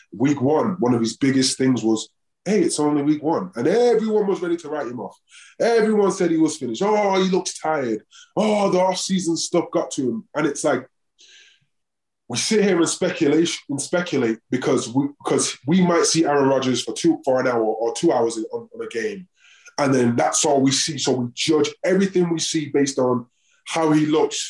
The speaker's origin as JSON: {"language": "English", "region": "England", "country": "United Kingdom", "also_born_or_lived": "Oakland", "moved": "yes", "lives_now": "Denver, United States", "said": "I'm English"}